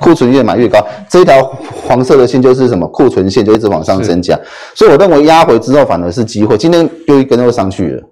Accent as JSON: {"language": "Chinese", "country": "Taiwan", "said": "我们台湾人"}